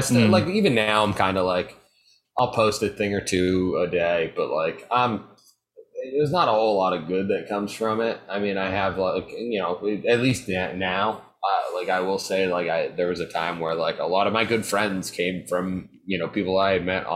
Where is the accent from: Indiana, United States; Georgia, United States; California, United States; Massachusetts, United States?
Massachusetts, United States; Marion; moved away; I'm from Marion, which is a town near Cape Cod